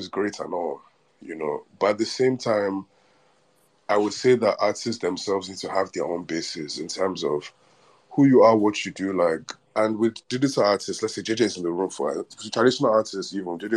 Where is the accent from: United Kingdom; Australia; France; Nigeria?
Nigeria; as a Nigerian or African